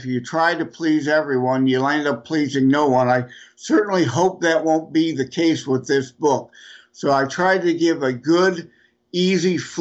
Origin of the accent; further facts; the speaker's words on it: Detroit, Michigan, United States; I'm from Detroit area